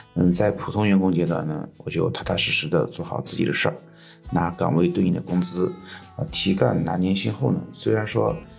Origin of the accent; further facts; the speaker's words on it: Sichuan, China; 我来自四川，在成都和周边的一个城市之间交替工作